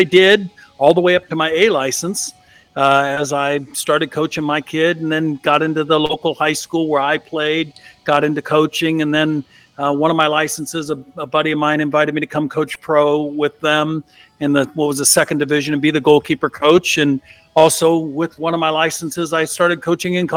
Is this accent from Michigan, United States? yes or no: no; East Bay, just outside of Oakland, California, United States; I am from the San Francisco Bay Area, which can extend pretty big. Born and raised in the East Bay, just outside of Oakland.